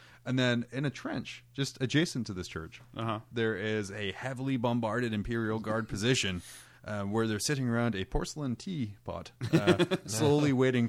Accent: Scotland, United Kingdom; now in United States; I'm British. I'm Scottish.

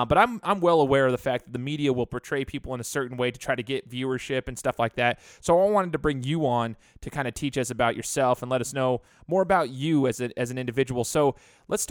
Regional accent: Treasure Valley, Idaho, United States; been born and raised in the Treasure Valley here

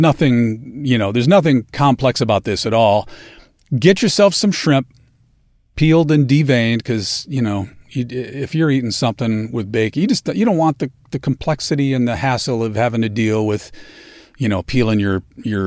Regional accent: Alabama, United States; I know my accent gives it away, but being from Alabama

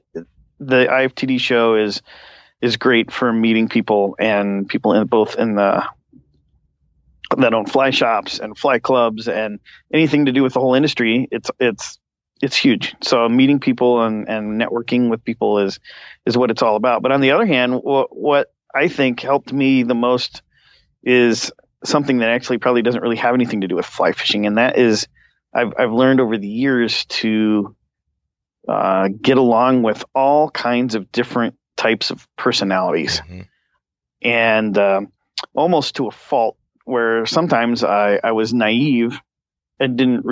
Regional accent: Venice, Florida, United States; I'm actually from Venice, Florida

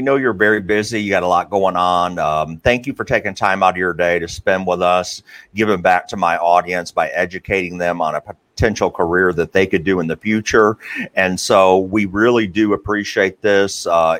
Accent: Tennessee, United States; I grew up and went to Tennessee

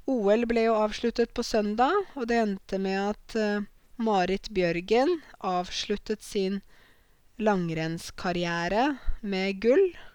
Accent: Norway; I ryggraden min så sitter det norske verdier, norske tradisjoner og jeg er norsk

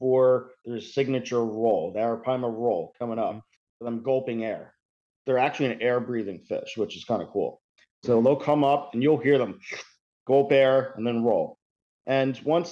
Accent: New Jersey, United States; now in Florida, United States; I'm originally from New Jersey

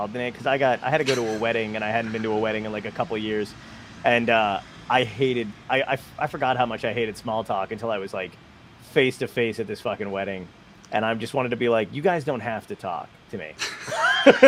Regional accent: New York City, New York, United States; moved away; I'm from Borough Park, so there you go. I'm born in Brooklyn, lived there for a little bit.

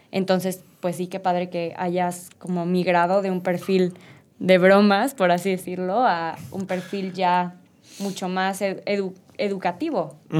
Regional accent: Mexico; nuestro país

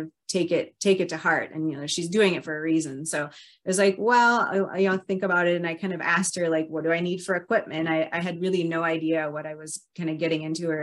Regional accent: Minnesota, United States; moved away; also born or lived in North Dakota / Southern California; I grew up in Minnesota

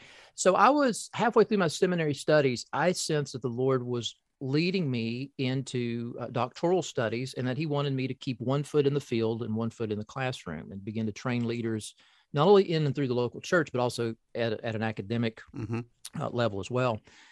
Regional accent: Corbin, Kentucky, United States; I was raised in Appalachia, southeastern Kentucky, Corbin, Kentucky, to be exact, home of the first KFC. So that's my hometown.

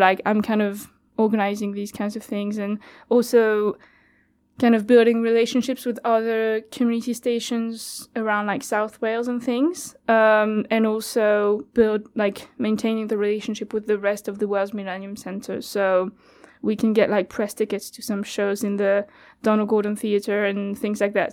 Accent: France; first language French; English is a second language; moved away as an adult; now in Cardiff, United Kingdom; so I'm from France

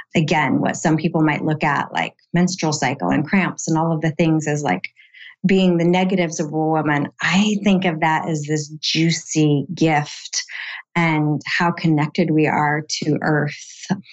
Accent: San Diego, California, United States; here in my hometown in San Diego

